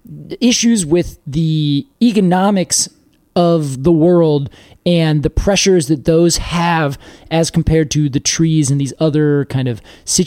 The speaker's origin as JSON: {"language": "English", "region": "the West", "country": "United States", "tie": "born or raised there", "moved": "as an adult", "said": "Not growing up in the East, I knew about it as a planted tree out West."}